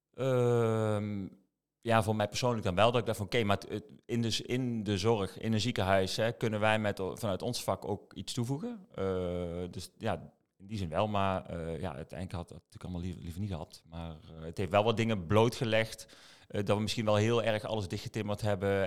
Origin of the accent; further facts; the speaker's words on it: Eindhoven, North Brabant, Netherlands; also born or lived in Maastricht; Eindhovenaar in hart en nieren